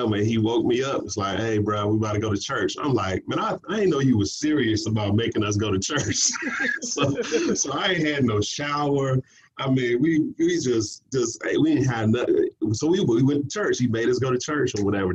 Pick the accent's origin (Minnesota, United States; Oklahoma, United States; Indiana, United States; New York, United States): Indiana, United States; Gary; I was born and raised in Gary, Indiana